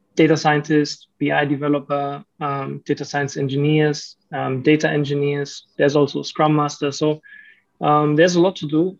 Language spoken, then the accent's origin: English; Germany; moved away as an adult; also born or lived in Romania; now in Malaysia; I lived my whole life in, in Germany